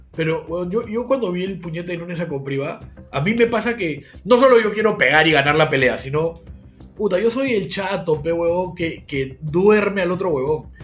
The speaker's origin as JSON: {"language": "Spanish", "country": "Peru"}